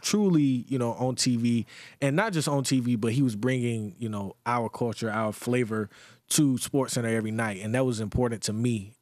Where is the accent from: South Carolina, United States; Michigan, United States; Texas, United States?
South Carolina, United States; Greenwood; moved away; my hometown, Greenwood, South Carolina.